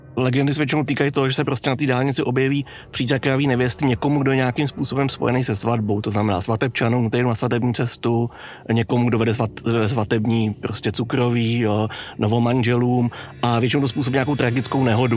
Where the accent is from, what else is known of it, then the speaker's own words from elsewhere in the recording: Prague, Czechia; kde jsem bydlel v dětství v Dejvicích